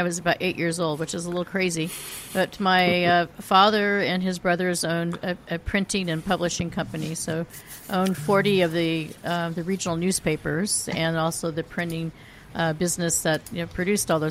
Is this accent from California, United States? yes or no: yes; Silicon Valley, California, United States; I grew up in the Silicon Valley before it was called the Silicon Valley